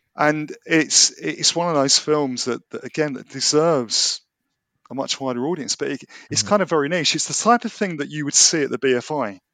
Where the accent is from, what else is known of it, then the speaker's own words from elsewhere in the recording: London, United Kingdom; I am a Londoner born and bred